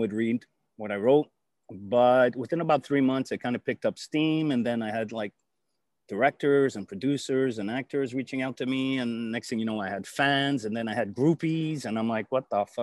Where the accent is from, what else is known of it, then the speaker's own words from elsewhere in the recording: Canada; I'm a Canadian by birth. I come to the States all the time, back and forth.